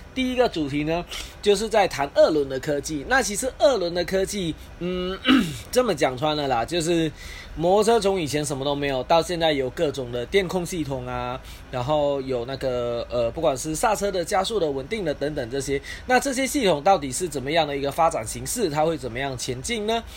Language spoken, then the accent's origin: Chinese; Malaysia; 我是来自马来西亚的